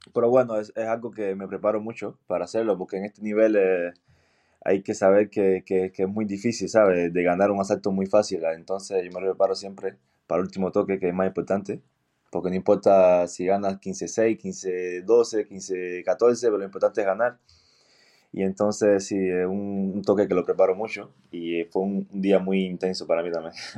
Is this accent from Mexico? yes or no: no; Cienfuegos, Cuba; now in Belgium; Y empecé en Cienfuegos, yo soy de Cienfuegos.